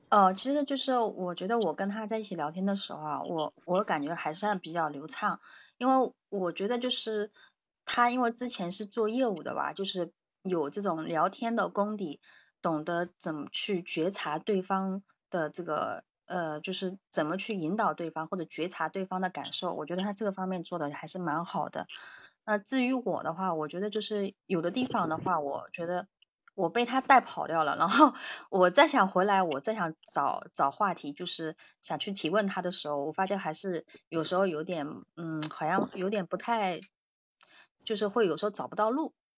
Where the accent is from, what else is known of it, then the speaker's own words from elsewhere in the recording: East China, China; now in Shanghai, China; 家是比较靠近上海这边的，然后呢，我也是在上海这边工作，所以就是更倾向于，就是应该，我们这边应该叫什么？叫华东，华东地区吧